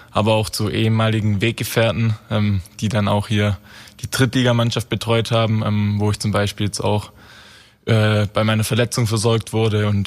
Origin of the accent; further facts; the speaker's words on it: Baden-Württemberg, Germany; Ich komme ursprünglich komme ich äh, nähe Heilbronn aus Heukheim.